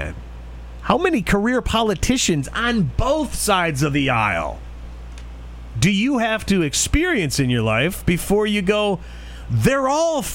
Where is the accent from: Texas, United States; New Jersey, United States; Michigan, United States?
Michigan, United States; Detroit; my hometown, Detroit, has been a hellhole my whole life